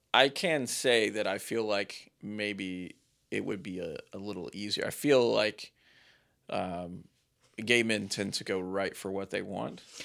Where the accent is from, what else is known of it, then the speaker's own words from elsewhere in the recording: Ohio, United States; also born or lived in Kentucky; my youth growing up in Ohio, uh, in very sketchy areas of Ohio and Kentucky